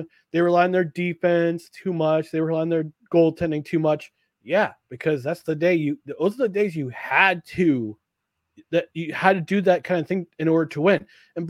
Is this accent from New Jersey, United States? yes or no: yes; New Jersey, United States; moved away; I grew up watching the Devils because I'm originally from New Jersey. That's where I was born. Mm-hmm. And when we moved up here in 85